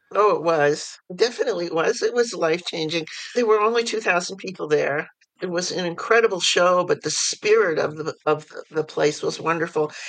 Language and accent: English; New York City, New York, United States; I was born in New York City and I was raised in various parts of the city and also the suburbs and back in the city for high school.